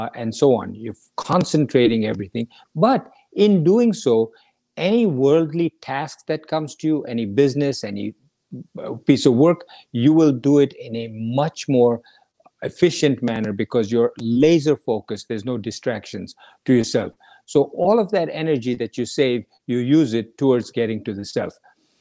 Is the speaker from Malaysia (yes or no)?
no; India; growing up in India